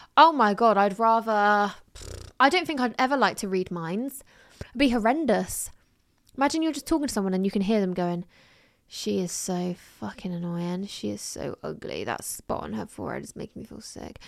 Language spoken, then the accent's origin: English; England, United Kingdom; I was born in England